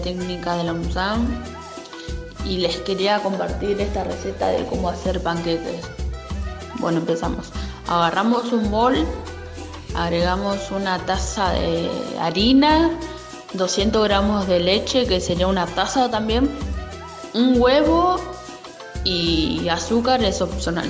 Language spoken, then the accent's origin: Spanish; Barrio Independencia, Buenos Aires, Argentina; soy de Barrio Independencia